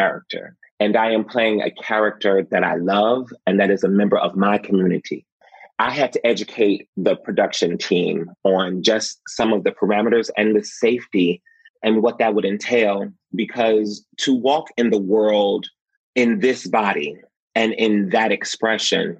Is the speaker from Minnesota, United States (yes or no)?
no; Detroit, Michigan, United States; I'm from Detroit, Michigan. So I was that kid that was on 6 Mile